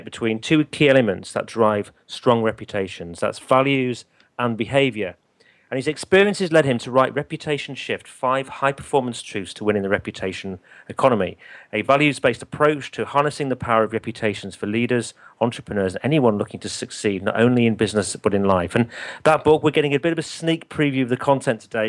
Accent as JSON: {"language": "English", "country": "United Kingdom", "said": "I'm obviously British. I live in the UK"}